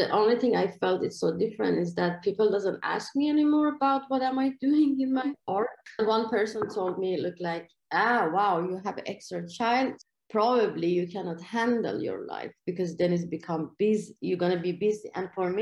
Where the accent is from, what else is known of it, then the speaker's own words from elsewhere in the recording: Iran; English is a second language; moved away as an adult; now in Malmö, Sweden; it's a big difference between the way I grew up in Iran. This was a big culture clash for me in here